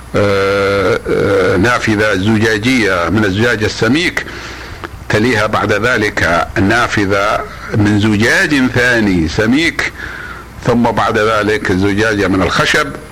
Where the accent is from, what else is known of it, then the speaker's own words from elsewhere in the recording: Saudi Arabia; نحن إخوانكم من المملكة العربية السعودية